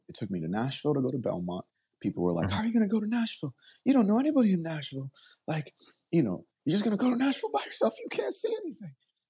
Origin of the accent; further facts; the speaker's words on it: Nigeria; now in United States; I'm from Nigeria, so I'm the Igbo tribe.